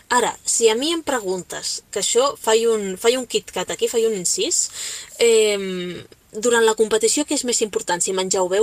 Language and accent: Catalan; Catalonia, Spain; pues què t'he de dir jo si sóc catalana?